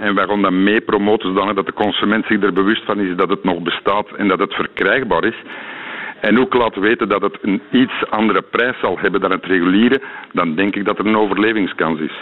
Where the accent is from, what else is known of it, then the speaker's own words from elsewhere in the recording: Belgium; als Belg